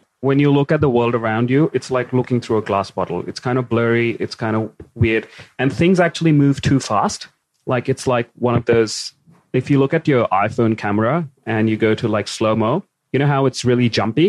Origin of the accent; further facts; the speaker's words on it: India; I'm Indian